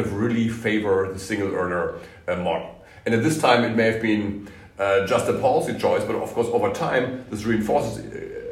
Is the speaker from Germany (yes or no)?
yes; Germany; I'm from Germany